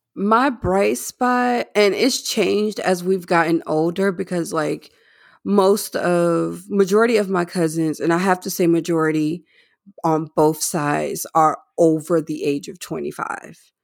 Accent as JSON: {"language": "English", "region": "North Carolina", "country": "United States", "moved": "yes", "said": "I'm from North Carolina as well"}